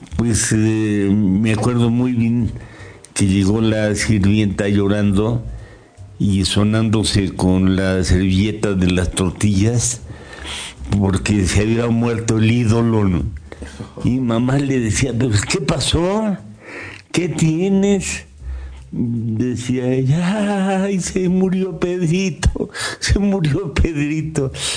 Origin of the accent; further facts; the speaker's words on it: Toluca, State of Mexico, Mexico; llegué yo aquí a los dos años de edad. Yo nací en el Distrito Federal, hoy Ciudad de México. Me trajeron de dos años